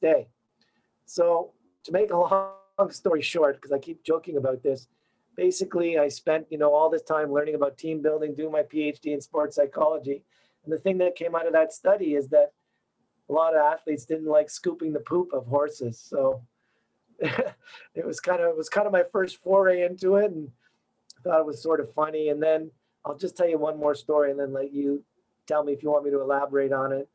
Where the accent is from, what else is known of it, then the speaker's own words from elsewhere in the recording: Toronto, Ontario, Canada; moved away as an adult; now in Montreal, Canada; I grew up in Canada. I grew up in Toronto.